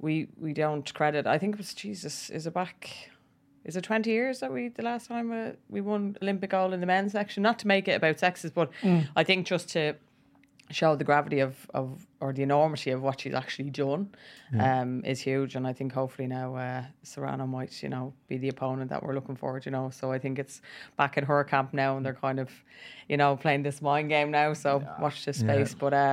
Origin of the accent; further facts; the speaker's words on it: Ireland; We are Irish as it is.